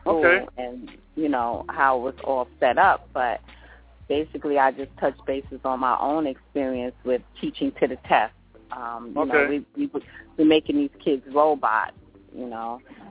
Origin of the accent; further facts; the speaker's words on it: Youngstown, Ohio, United States; born there; Because I was born in Youngstown, Ohio, and so was my sister. My parents came there to New York from Ohio.